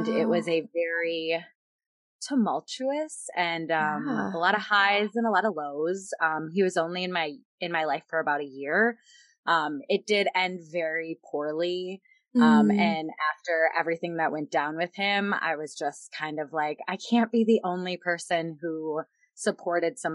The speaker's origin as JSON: {"language": "English", "region": "Minnesota", "country": "United States", "tie": "born or raised there", "also_born_or_lived": "Yuma, Arizona", "moved": "as an adult", "said": "I am originally from Minnesota, born and raised my whole life"}